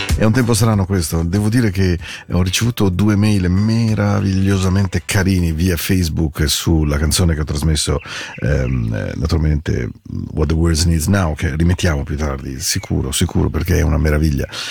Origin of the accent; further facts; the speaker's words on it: Milan, Lombardy, Italy; also born or lived in Forte dei Marmi; la mia morbida gioventù milanese